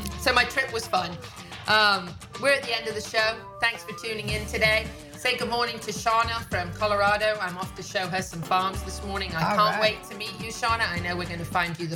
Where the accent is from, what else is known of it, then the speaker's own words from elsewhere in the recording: England, United Kingdom; moved away; I'm also English.